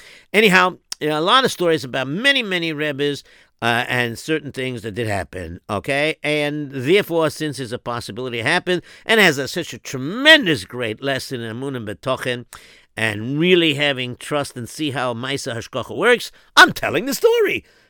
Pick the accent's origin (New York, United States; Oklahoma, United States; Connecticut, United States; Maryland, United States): New York, United States; Williamsburg; even though I'm third generation American already. But, the thing is that I grew up in Williamsburg and my parents are European and whatever.